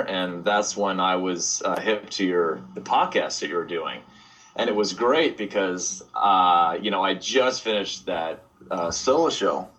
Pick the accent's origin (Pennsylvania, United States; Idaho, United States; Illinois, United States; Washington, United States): Washington, United States; Bainbridge Island; moved away as an adult; also born or lived in Long Beach, California; now in Portland, United States; I grew up on Bainbridge Island, Washington